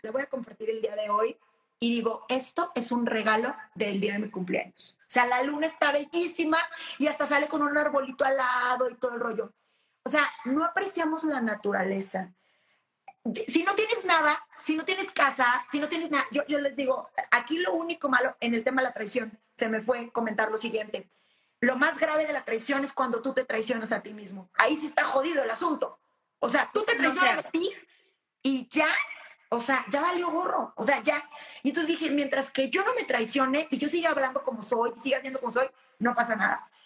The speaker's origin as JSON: {"language": "Spanish", "country": "Mexico", "said": "como mexicanos"}